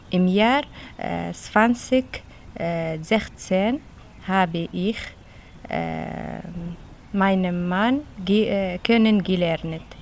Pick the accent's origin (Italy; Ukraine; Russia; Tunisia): Tunisia; German is a second language; moved away as an adult; now in Switzerland; Ich habe nicht Deutsch in Tunesien gelernt. Ich habe Deutsch in der Schweiz gelernt